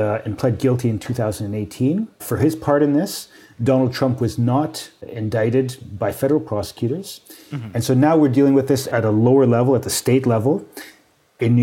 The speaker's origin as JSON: {"language": "English", "country": "Canada", "said": "as a Canadian"}